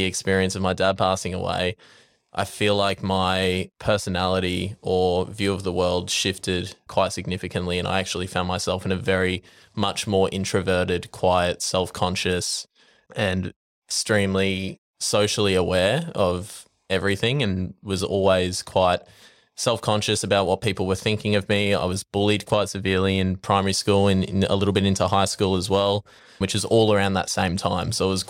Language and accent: English; Brisbane, Queensland, Australia; Well, I grew up in Brisbane.